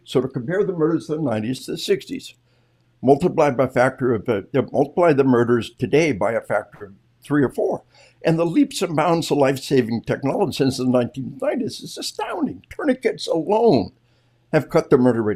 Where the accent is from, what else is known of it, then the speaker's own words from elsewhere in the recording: Arkansas, United States; We are from Arkansas